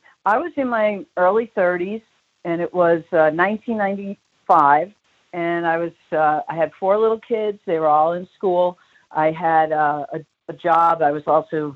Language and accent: English; New York City, New York, United States; now in Palm Springs, United States; growing up in Brooklyn, especially in Bensonhurst